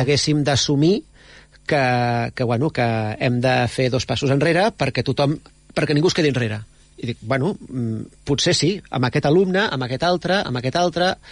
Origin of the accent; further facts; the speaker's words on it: Badalona, Catalonia, Spain; jo no sóc de, de, de Premià de Mar, jo, jo sóc de Badalona